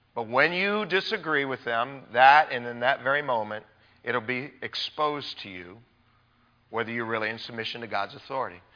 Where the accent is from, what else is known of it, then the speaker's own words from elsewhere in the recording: United States; as American people living in our culture today